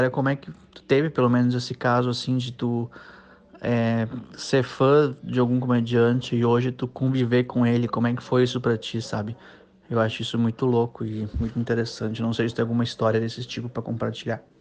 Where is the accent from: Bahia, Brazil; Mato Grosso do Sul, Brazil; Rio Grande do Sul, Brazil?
Rio Grande do Sul, Brazil; Eu sou aqui do, do Rio Grande do Sul